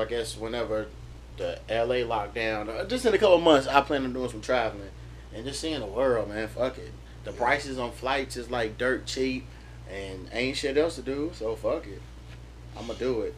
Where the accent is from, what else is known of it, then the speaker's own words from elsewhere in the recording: Louisville, Kentucky, United States; my hometown, Louisville, Kentucky